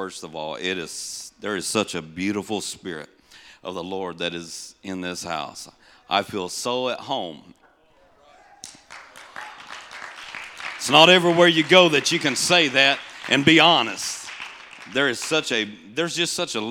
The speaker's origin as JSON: {"language": "English", "region": "Tennessee", "country": "United States", "tie": "born or raised there", "also_born_or_lived": "Missouri", "said": "I'm just the country boy from Tennessee, originally from Missouri. Well, I was born in Tennessee, but lived here part of our life as a child"}